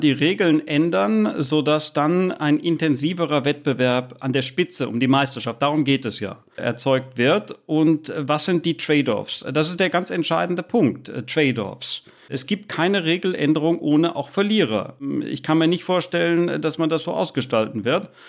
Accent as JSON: {"language": "German", "town": "Frankfurt", "region": "Hesse", "country": "Germany", "said": "dann muss mehr Geld nach Dortmund und Leipzig gehen und da bin ich als Frankfurter strikt dagegen."}